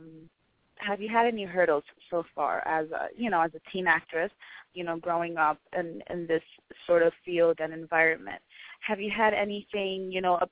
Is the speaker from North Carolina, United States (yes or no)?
no; Miami, Florida, United States; I'm from Miami.